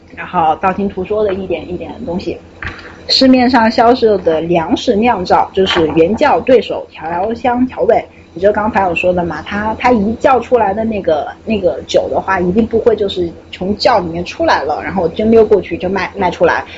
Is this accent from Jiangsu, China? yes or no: no; Wuhan, Hubei, China; 作为土生土长的湖北武汉人